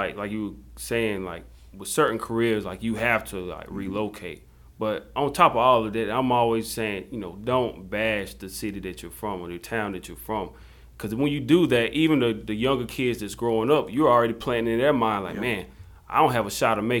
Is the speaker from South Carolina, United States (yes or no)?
yes; Jonesville, South Carolina, United States; accent: country; I would say I'm from Jonesville, South Carolina, and I say it's right near Union.